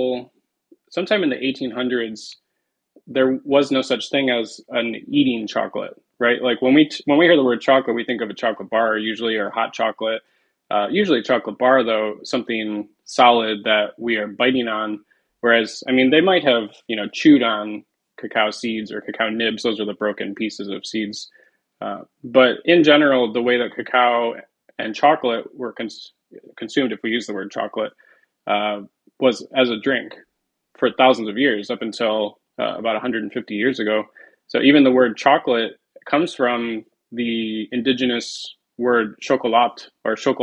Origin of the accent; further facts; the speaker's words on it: Detroit, Michigan, United States; I'm from the Detroit